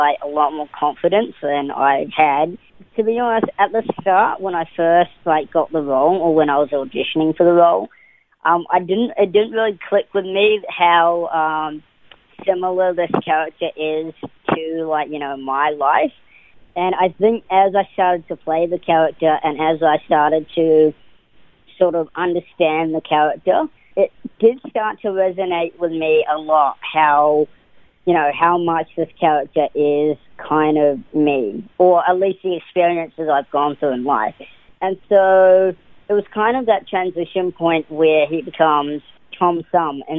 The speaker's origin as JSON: {"language": "English", "country": "New Zealand", "tie": "born or raised there", "also_born_or_lived": "Auckland, New Zealand", "said": "So I was born in Auckland, New Zealand, and I was raised in, all over New Zealand. I moved around quite a bit to about the age of 13."}